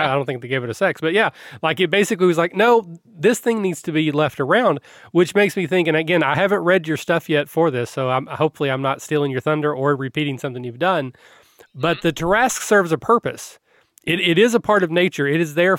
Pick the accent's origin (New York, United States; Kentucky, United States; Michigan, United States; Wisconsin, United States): Kentucky, United States; I'm from Kentucky